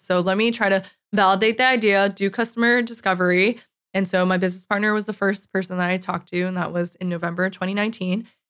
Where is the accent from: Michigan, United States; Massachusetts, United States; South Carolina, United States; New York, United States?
New York, United States; moved away as an adult; also born or lived in California / San Francisco; I am originally from New York